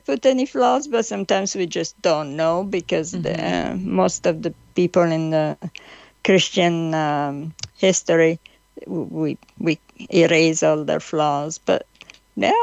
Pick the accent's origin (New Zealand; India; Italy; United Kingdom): Italy; now in California, United States; I grew up in Italy. We grew up around beauty constantly